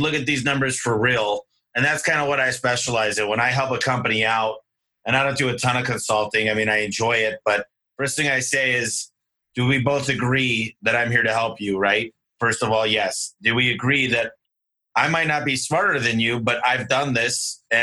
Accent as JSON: {"language": "English", "region": "Michigan", "country": "United States", "moved": "yes", "lives_now": "Arizona, United States", "said": "I'm from Michigan originally"}